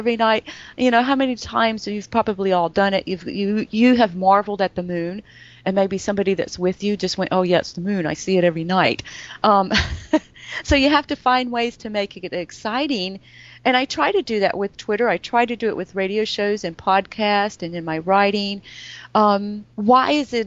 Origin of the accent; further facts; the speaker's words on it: North Carolina, United States; I grew up in North Carolina, and the schools here were not the best